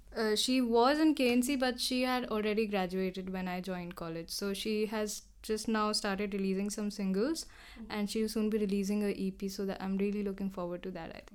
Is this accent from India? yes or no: yes; Dehradun, Uttarakhand, India; moved away as an adult; now in Delhi, India; growing up in Dehradun around mountains